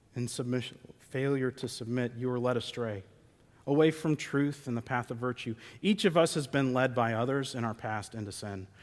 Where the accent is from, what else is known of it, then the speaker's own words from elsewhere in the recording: United States; We're Americans